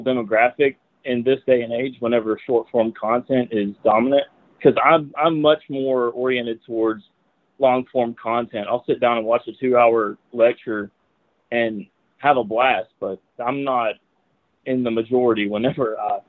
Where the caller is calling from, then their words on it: Knoxville, Tennessee, United States; I'm from Knoxville, Tennessee.